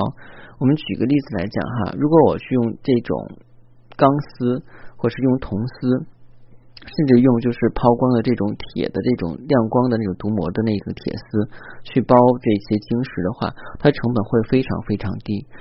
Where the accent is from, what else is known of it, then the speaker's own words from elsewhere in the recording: China; 包括我们中国人的话